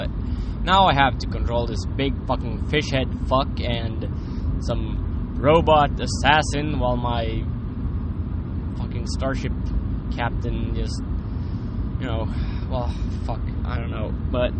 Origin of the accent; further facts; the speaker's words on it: Sweden; English is a second language; Sorry, I'm from Sweden and I don't speak English that often anymore